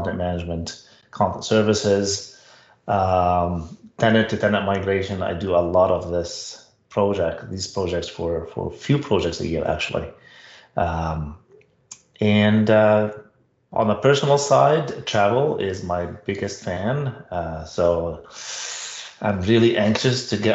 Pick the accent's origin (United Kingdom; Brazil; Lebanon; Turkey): Lebanon; English is a second language; moved away as an adult; also born or lived in Ottawa, Canada; now in Canada; I grew up in Lebanon, and Lebanon was a French colony